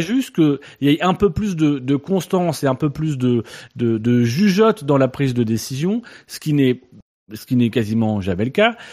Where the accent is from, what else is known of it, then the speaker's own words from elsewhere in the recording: France; nous en tant que Français